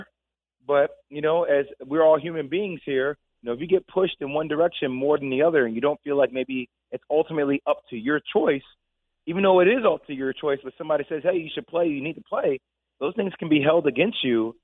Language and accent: English; New Jersey, United States; we're both from Jersey. We're both from St. Joseph Metuchen.